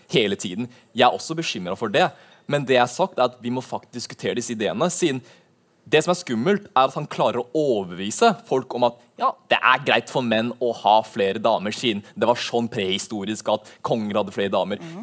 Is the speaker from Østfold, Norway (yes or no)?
no; Drammen, Buskerud, Norway; also born or lived in Levanger; min bakgrunn er først og født i Levanger, men du hører ikke det på dialekten min siden jeg flytta til Drammen da jeg var veldig ung.